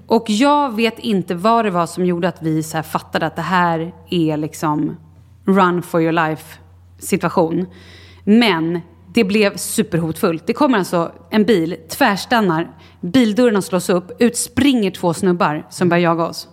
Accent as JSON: {"language": "Swedish", "country": "Sweden", "said": "Vi var ett gäng svenskar"}